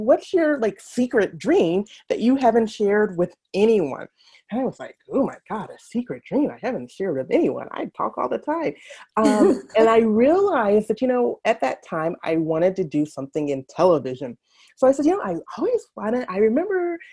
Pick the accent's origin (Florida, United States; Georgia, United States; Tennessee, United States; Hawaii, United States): Georgia, United States; Atlanta; moved away as an adult; also born or lived in Washington, D.C.; now in Twin Cities, United States; Born and raised in Atlanta, Georgia